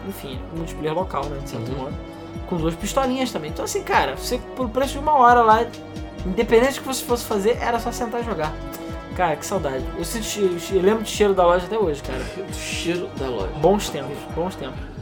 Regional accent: Rio de Janeiro, Brazil; eu sou do Rio de Janeiro, sempre fui do Rio de Janeiro capital

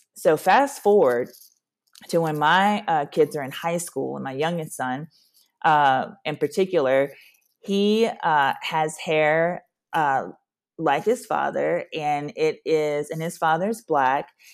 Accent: Louisiana, United States; moved away as an adult; now in Nashville, United States; I'm from Louisiana, born and raised

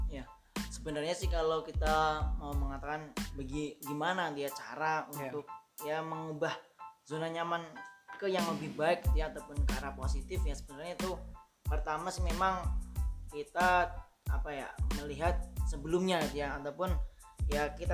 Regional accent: Java, Indonesia; kalau saya peribasan sebagai orang Jawa karena saya orang Jawa dia gitu ya

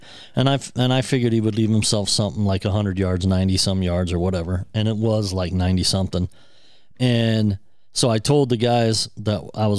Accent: Ohio, United States; I'm from Ohio, come from Ohio

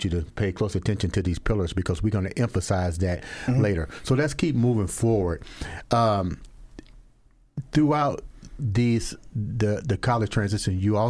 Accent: Georgia, United States; I'm from Georgia

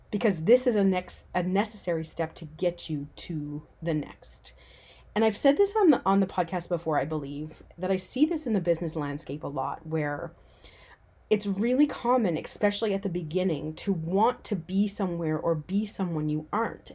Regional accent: Newfoundland and Labrador, Canada; moved away as an adult; also born or lived in Vancouver; I decided to move back to my hometown on the other side of the country, a little island off the east coast of Canada called Newfoundland.

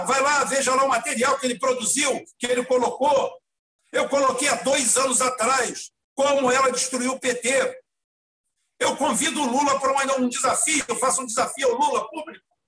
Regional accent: Brazil; Eu, como nunca saí do Brasil

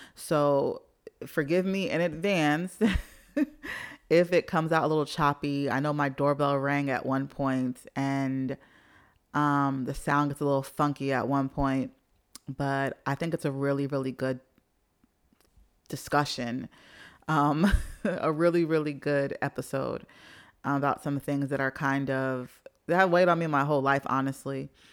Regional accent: New York City, New York, United States; moved away; growing up in Jamaica, Queens

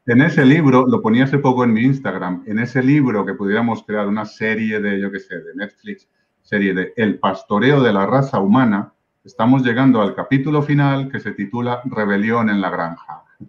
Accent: Medellín, Antioquia, Colombia; moved away as an adult; now in Spain; Yo nací en Medellín, Colombia, Ah, yo viví la, digamos, la parte más intensa del Medellín de Pablo Escobar

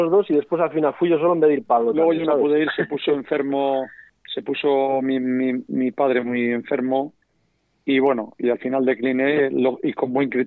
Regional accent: Spain; nos hemos quitado la capa de, mm, pues de lo que somos siempre los españoles, de ya sabes, que parece que lo de fuera siempre es lo mejor

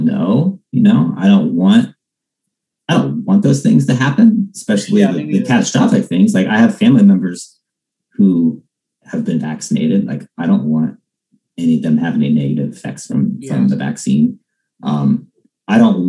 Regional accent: Ohio, United States; I was born in Ohio

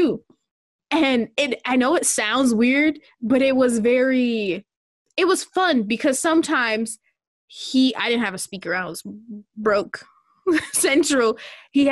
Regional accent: Minnesota, United States; moved away as an adult; also born or lived in Portland, Oregon

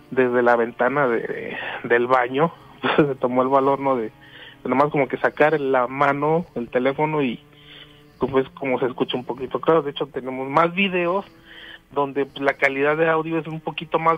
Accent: Río Blanco, Veracruz, Mexico; yo soy de Río Blanco, Veracruz, este vivo a una cuadra y media de un río, del río La Carbonera.

